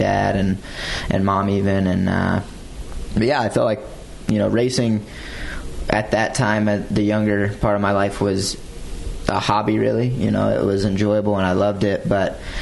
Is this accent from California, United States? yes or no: no; Morehead City, North Carolina, United States; I grew up in Morehead City in North Carolina